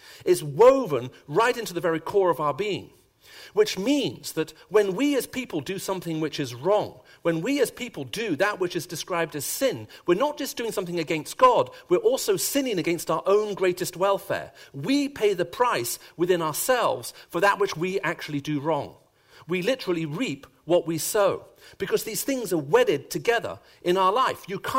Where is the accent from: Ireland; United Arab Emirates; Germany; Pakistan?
United Arab Emirates; Sharjah; also born or lived in Saudi Arabia; So I grew up as a child, first of all, in Saudi Arabia, and then, in the United Arab Emirates in Sharjah. And those are my earliest childhood memories.